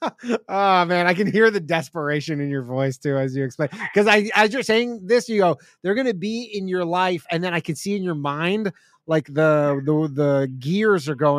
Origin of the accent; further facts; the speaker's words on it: Canada; moved away as an adult; now in United States; I'm Canadian